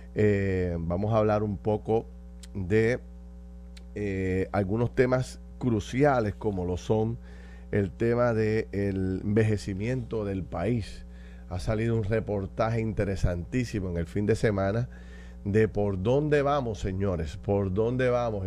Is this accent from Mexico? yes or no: no; Puerto Rico; como puertorriqueños